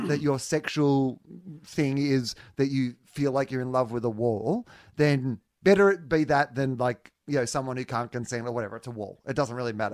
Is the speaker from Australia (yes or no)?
yes; Australia; as an Australian c-, touring comedian internationally